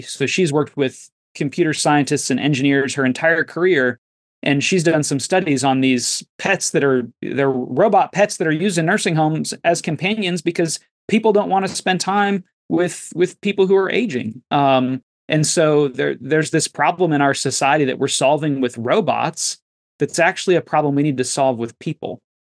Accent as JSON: {"language": "English", "country": "United States", "said": "as American Christians"}